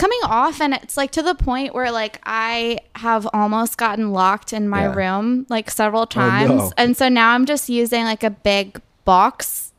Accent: Austin, Texas, United States; now in New York, United States; No, I'm from Texas.

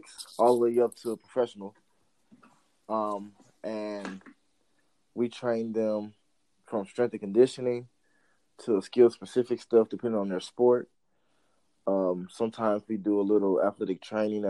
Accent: East St. Louis, Illinois, United States; moved away; also born or lived in Missouri; I'm originally from East St. Louis, Illinois.

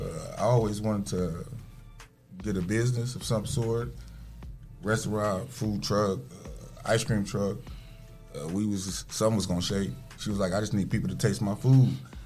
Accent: Chicago, Illinois, United States; now in Toledo, United States; I'm actually from Chicago, Illinois.

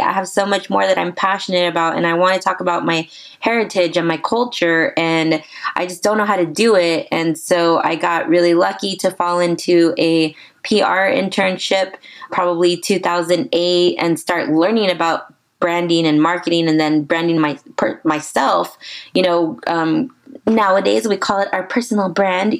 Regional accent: San Antonio, Texas, United States; I'm born and raised San Antonian

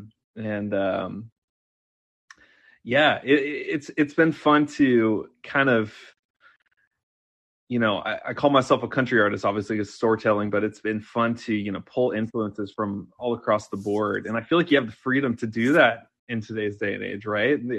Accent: Washington, United States; I grew up in Washington State

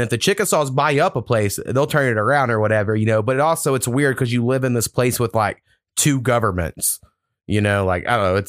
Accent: Waurika, Oklahoma, United States; moved away as an adult; I grew up in Warika, is my hometown

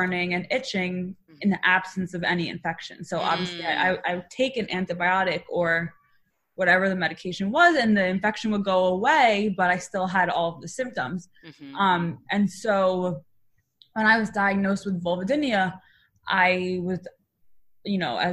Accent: New York, United States; I live in New York. I'm from New York

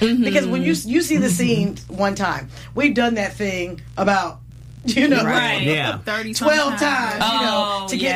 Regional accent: the Bay Area, California, United States; I'm from the Bay Area

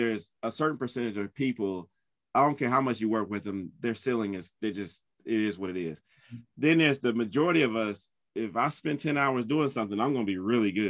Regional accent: North Carolina, United States; also born or lived in United Kingdom; I grew up in North Carolina

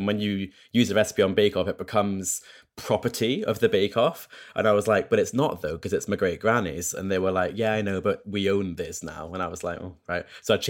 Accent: Scotland, United Kingdom; now in England; I only really remember kind of growing up in Scotland, and I left there in 2016, 2017, and I've lived back in England again because that's where work is.

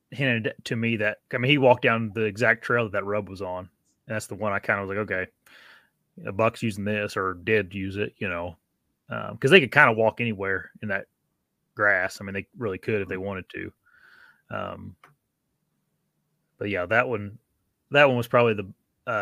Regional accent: Indiana, United States; my Indiana buck I shot wasn't. I mean, that's my home state

